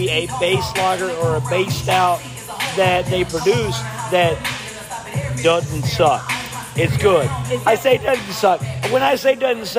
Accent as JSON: {"language": "English", "town": "Houston", "region": "Texas", "country": "United States", "also_born_or_lived": "Conroe, Texas", "said": "we're from Houston"}